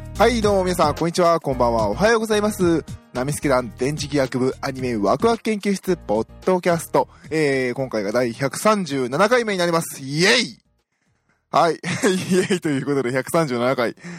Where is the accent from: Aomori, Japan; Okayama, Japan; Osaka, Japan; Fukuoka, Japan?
Osaka, Japan; moved away as an adult; now in Tokyo, Japan; 私大阪出身なので